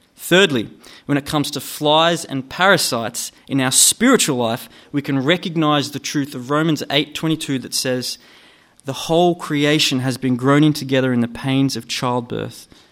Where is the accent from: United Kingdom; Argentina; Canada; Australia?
Australia; Gunnedah, New South Wales; now in Newcastle, Australia; I grew up in Gunnedah, out west, about four and a half hours northwest from here